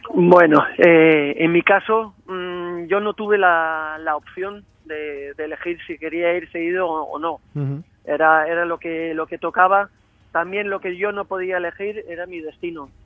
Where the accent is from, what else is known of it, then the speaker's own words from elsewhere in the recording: Spain; now in Cyprus; como, como español